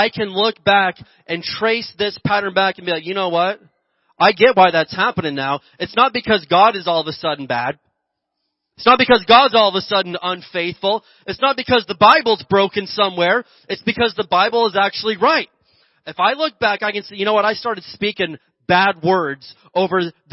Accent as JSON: {"language": "English", "region": "Indiana", "country": "United States", "tie": "born or raised there", "also_born_or_lived": "Oklahoma", "moved": "yes", "lives_now": "Mojave Desert area, California, United States", "said": "growing up in Indiana, and I lived in Oklahoma"}